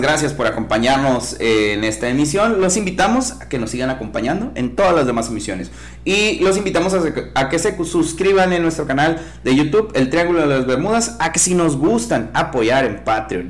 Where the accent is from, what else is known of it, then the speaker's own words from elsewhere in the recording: Mexico; soy mexicano